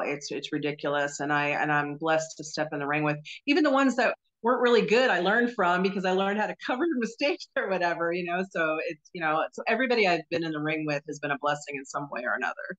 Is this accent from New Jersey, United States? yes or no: yes; New Jersey, United States; moved away as an adult; also born or lived in North Carolina; now in Florida, United States; I was uh, born and raised in New Jersey